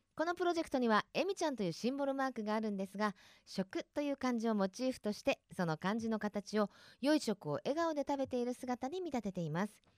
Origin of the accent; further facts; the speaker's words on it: Kansai, Japan; moved away; 私あの出身が関西なので